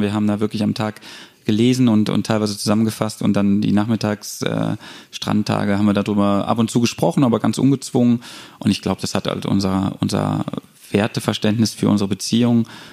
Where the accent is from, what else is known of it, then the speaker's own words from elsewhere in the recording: Bonn, North Rhine-Westphalia, Germany; moved away as an adult; also born or lived in Munich; Ich bin gebürtiger Bonner